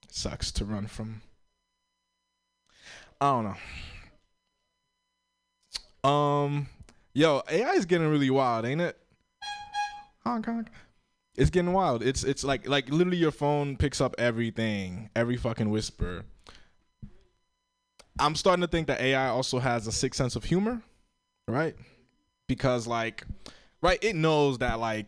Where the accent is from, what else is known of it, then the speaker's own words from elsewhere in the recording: Florida, United States; moved away; I grew up in Florida. I'm Haitian